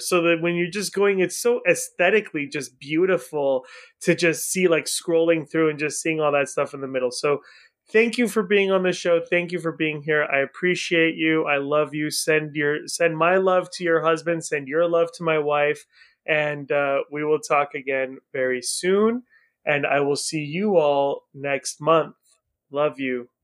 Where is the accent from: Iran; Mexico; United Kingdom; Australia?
Iran; now in United States; I was born in Iran, so I'm also a foreigner